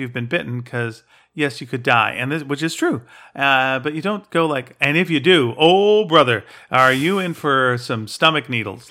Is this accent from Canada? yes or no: yes; Canada; we have that Canadian shame